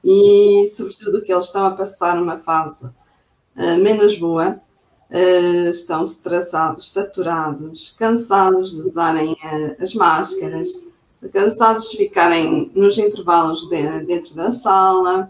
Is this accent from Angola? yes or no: no; Chaves, Norte, Portugal; sou daqui também do, do norte, de, de Chaves, do distrito de Vila Real